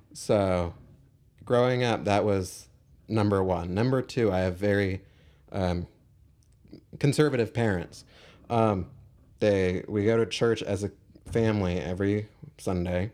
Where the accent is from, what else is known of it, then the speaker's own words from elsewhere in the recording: Irvine, California, United States; I grew up in Irvine